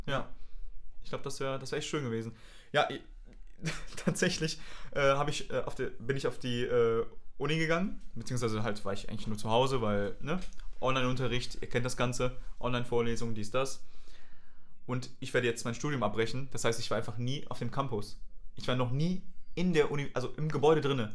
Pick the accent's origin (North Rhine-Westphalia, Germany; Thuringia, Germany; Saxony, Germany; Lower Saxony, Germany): North Rhine-Westphalia, Germany; Brühl; in Brühl, meine Heimat